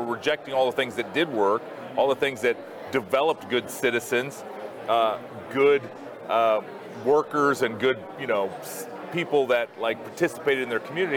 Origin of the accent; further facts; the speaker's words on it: Ankeny, Iowa, United States; I grew up in my hometown of Ankeny, Iowa